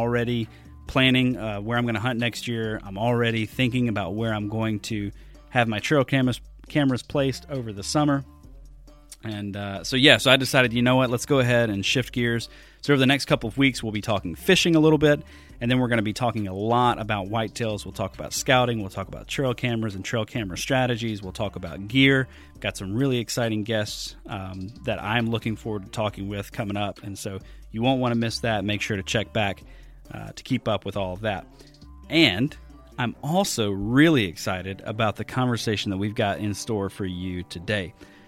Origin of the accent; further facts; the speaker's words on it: Deep South, United States; growing up in the Deep South, Pat Durkin is synonymous with Wisconsin for me.